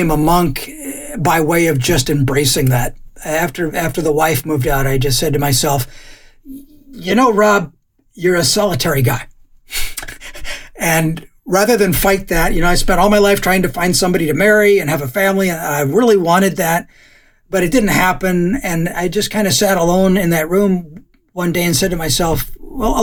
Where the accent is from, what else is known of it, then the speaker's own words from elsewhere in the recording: Scotland, United Kingdom; moved away; as a Scot